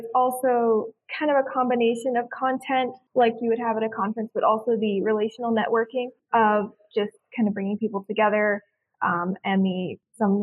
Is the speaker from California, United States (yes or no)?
no; Southwest Virginia, United States; Yeah, I am from Southwest Virginia